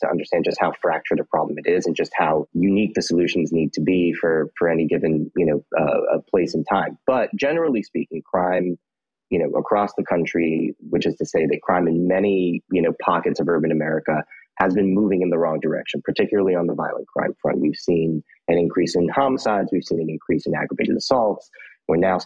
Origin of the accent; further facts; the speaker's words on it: New York City, New York, United States; also born or lived in Queens, New York / Upper West Side, Manhattan; I'm born and raised in Brooklyn originally